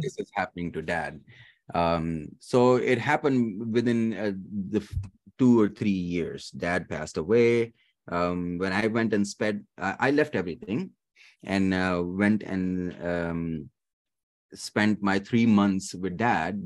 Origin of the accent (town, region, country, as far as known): Dubai, United Arab Emirates; born or raised there; also born or lived in Pakistan / Kentucky, United States; now in Richmond, United States